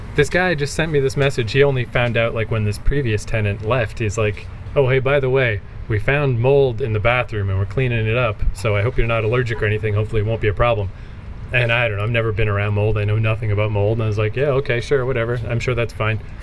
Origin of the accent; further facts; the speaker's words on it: Fredericton, New Brunswick, Canada; I'm from Fredericton